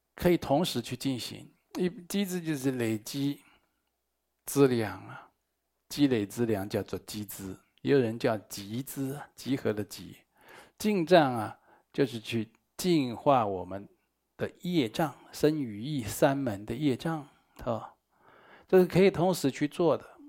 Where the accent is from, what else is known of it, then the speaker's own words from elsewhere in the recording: Taiwan; 我们台湾话讲